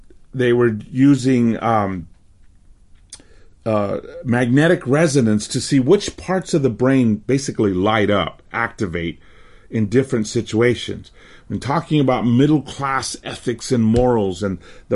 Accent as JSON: {"language": "English", "region": "California", "country": "United States", "tie": "born or raised there", "also_born_or_lived": "Mexico City, Mexico / Miami, Florida", "accent": "American", "moved": "as an adult", "said": "I grew up in California"}